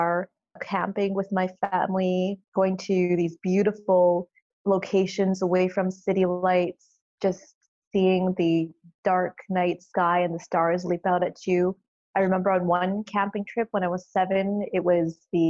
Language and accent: English; Canada; I'm Canadian